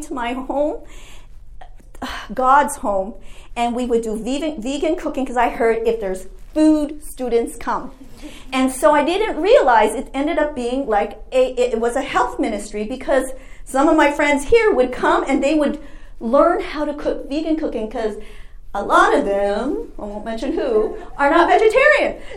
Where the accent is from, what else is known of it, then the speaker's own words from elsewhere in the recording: Canada; moved away as an adult; now in United States; I'm an international student, I'm from Canada